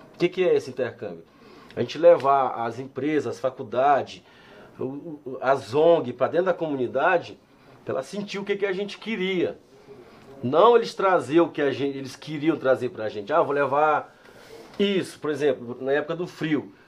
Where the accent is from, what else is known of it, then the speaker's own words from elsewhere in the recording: São Luís, Maranhão, Brazil; also born or lived in Barra do Corda, Maranhão / São Paulo; now in Ribeirão Preto, Brazil; eu sou de São Luís do Maranhão, eu cheguei aqui há 18 anos atrás, 19 anos atrás